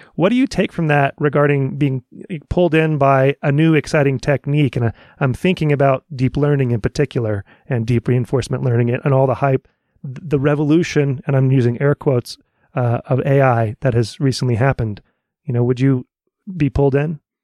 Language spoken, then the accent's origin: English; Dallas, Texas, United States; I'm from the Dallas area.